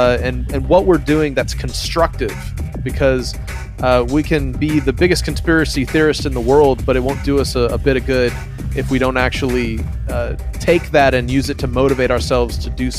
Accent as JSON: {"language": "English", "country": "Philippines", "tie": "born or raised there", "moved": "as an adult", "said": "I was raised in the Philippines as a missionary kid, grew up around a lot of different blends of Christianity there on the mission field, came back for college"}